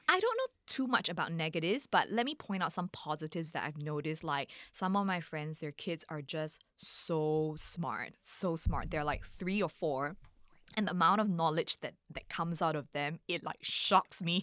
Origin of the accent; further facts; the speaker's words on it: Singapore; growing up in Singapore